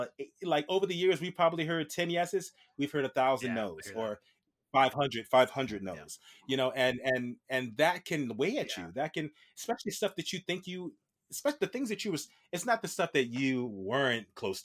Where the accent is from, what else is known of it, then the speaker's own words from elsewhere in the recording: Virginia, United States; I'm done. I'm ready to go home. My hometown in Virginia.